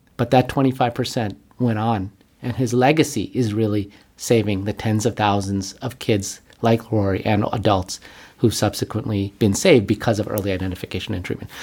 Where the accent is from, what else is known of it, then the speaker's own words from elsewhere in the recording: Buffalo, New York, United States; moved away; also born or lived in Manhattan, New York; I was born and raised in Buffalo